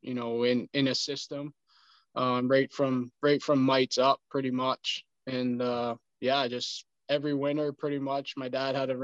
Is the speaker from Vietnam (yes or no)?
no; Leamington, Ontario, Canada; I grew up in South Point, played South Point till Bantam, and then played 3 years in Sun County before I went to junior